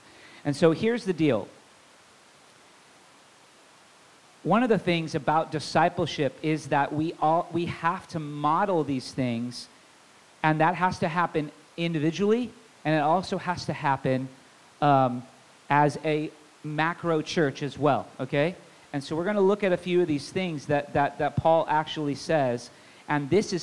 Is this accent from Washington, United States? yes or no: yes; Tacoma, Washington, United States; I didn't grow up in Federal Way. I grew up in Tacoma, so I do know this area pretty well